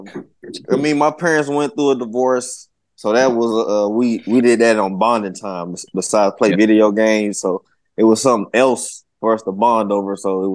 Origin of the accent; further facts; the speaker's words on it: Florida, United States; now in Northern California, United States; No, I'm not from California at all. I'm from Florida.